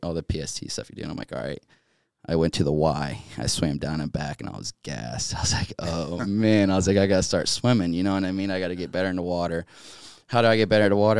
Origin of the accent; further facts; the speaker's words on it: Eastern North Carolina, United States; also born or lived in Chesapeake, Virginia; I ended up growing up in North Carolina, though, Eastern North Carolina